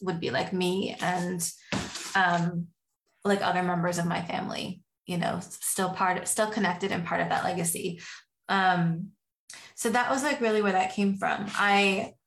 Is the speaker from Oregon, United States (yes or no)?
yes; Oregon, United States; I grew up in Oregon